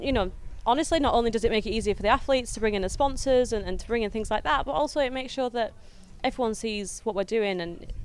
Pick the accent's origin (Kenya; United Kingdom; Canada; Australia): United Kingdom; the north of England; I'm a northern girl.